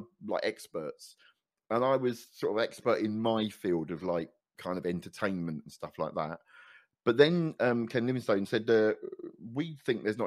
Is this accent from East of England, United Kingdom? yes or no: yes; Luton, East of England, United Kingdom; I grew up in Luton